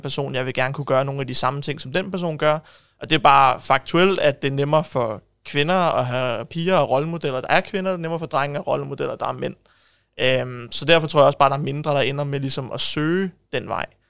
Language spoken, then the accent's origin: Danish; Ishøj, Capital Region of Denmark, Denmark; jeg er født og opvokset i Ishøj